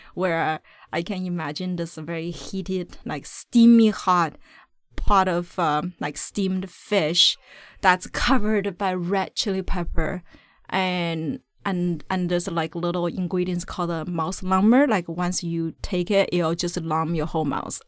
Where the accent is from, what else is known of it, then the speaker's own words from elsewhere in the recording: China; now in Vancouver, Canada; my root is, uh, I was born in China